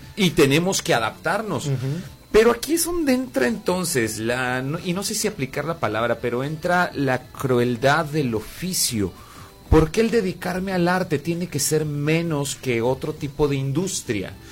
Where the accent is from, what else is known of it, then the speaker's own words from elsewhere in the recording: Mexico; como ciudadanos o como mexicanos